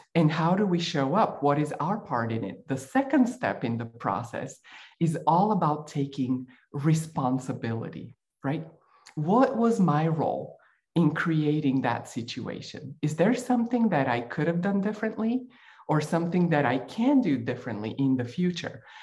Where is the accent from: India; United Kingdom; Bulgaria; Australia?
Bulgaria; moved away; I grew up in Bulgaria while it was still a communist country.